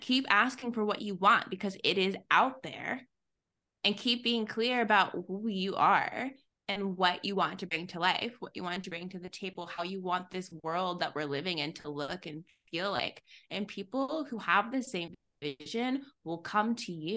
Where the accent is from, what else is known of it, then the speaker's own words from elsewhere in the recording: Texas, United States; I'm from Texas. I'm very Southern.